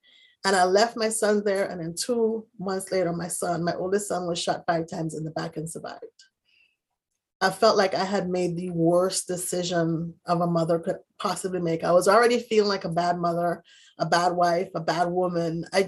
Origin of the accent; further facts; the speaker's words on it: U.S. Virgin Islands; My parents were in the Virgin Islands. I'm originally from the Virgin Islands.